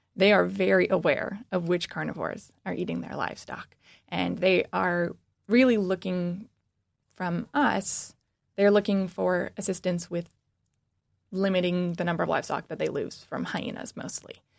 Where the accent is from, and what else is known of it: Washington, United States; born or raised there; moved away as an adult; now in Michigan, United States